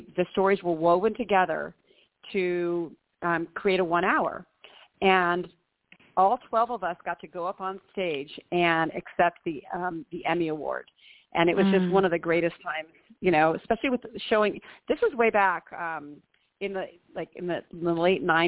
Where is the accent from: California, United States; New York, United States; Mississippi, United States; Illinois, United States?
California, United States; Long Beach; also born or lived in San Diego; I grew up in Long Beach and then went to UC San Diego